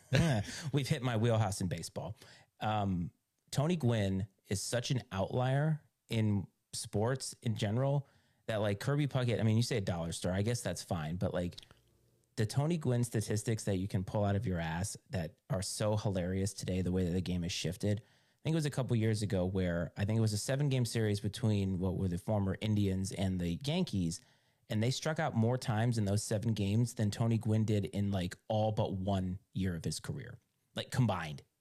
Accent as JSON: {"language": "English", "country": "Ireland", "said": "As an Irish person, I won't think of that as cultural appropriation."}